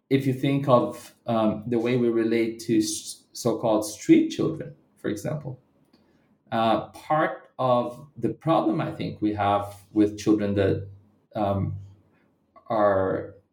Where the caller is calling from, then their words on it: Bahia, Brazil; a rebellion that happened in the hinterlands of Bahia State, where I live right now and from I'm speaking from Bahia.